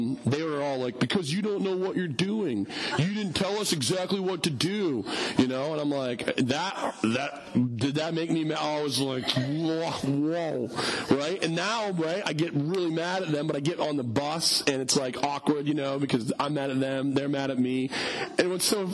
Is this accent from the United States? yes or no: yes; United States; us as Americans